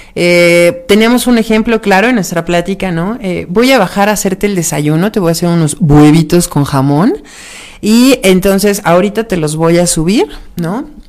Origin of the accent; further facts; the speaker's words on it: Mexico; Somos mexicanos